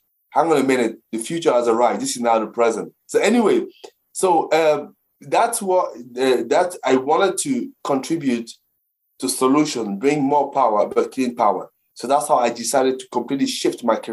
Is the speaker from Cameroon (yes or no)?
yes; Cameroon; now in Brentwood, United Kingdom; I grew up in the African continent, specifically in Cameroon